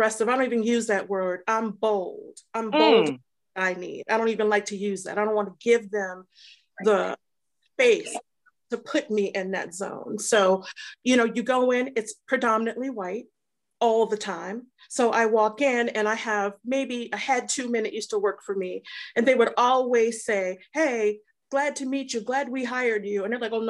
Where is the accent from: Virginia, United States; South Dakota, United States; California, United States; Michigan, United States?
Michigan, United States; Detroit; I grew up in Detroit, so I'm from a whole different climate